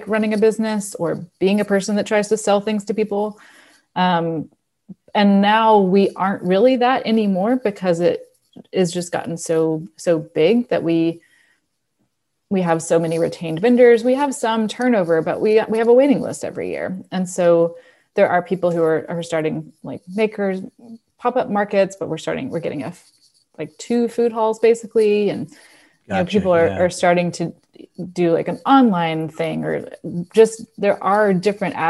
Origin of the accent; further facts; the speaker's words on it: Memphis, Tennessee, United States; also born or lived in London; now in Knoxville, United States; I grew up in Memphis. I came to Knoxville for college